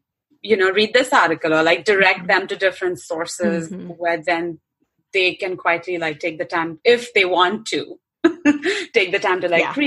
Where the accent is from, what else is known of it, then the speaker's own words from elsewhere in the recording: central India, India; moved away as an adult; now in United States; I'm not South Indian. I'm from Central India